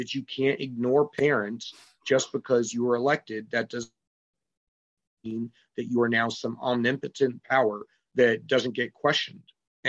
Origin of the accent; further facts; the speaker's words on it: New Hampshire, United States; also born or lived in England / Dayton, Ohio; I was born in England when my parents were still active duty, and then raised on Wright-Patterson Air Force Base in Dayton, Ohio. I grew up here in New England and New Hampshire